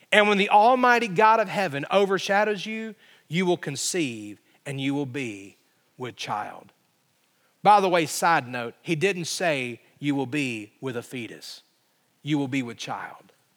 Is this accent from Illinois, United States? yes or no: no; Alabama, United States; when I was growing up in Alabama